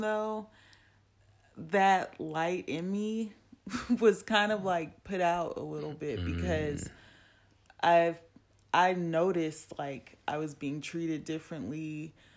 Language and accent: English; Compton, California, United States; me being from Compton, California